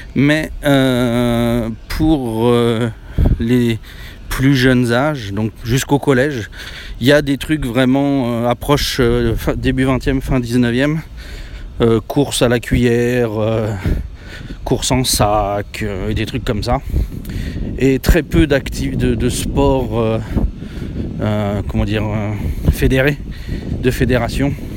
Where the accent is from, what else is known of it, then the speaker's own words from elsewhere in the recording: France; now in Japan; je suis français